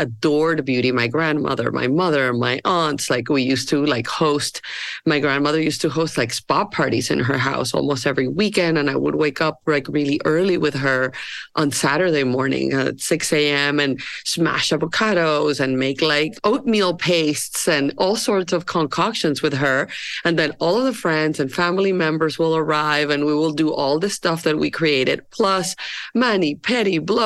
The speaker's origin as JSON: {"language": "English", "town": "Barranquilla", "region": "Atlántico", "country": "Colombia", "tie": "born or raised there", "moved": "yes", "said": "I am from Colombia and I grew up in Barranquilla."}